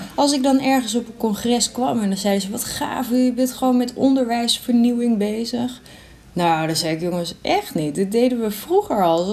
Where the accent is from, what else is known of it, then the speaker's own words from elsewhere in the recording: Sneek, Friesland, Netherlands; Ik kom uit Sneek